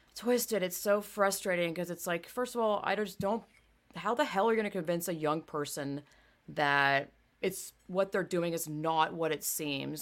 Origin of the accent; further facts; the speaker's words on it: the South, United States; I grew up in the South